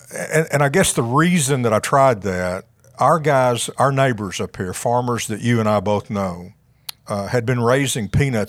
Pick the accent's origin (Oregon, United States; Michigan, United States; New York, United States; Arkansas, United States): Arkansas, United States; Paragould; I'm a local guy. I grew up just outside of Paragould, went to school at Arkansas State